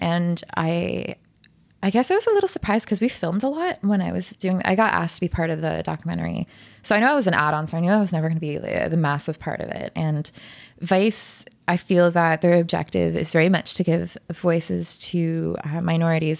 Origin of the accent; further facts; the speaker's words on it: Ottawa, Ontario, Canada; moved away; I'm from Ottawa